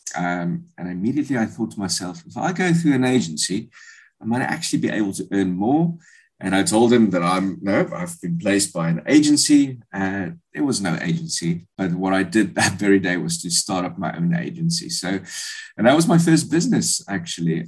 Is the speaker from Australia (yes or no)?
no; Bloemfontein, Free State, South Africa; moved away as an adult; also born or lived in England; I come from Bloemfontein, um, grew up there.